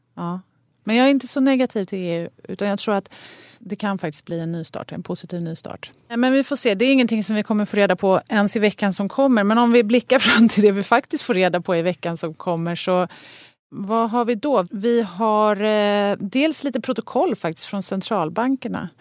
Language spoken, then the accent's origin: Swedish; Sweden; also born or lived in Stockholm; som svensk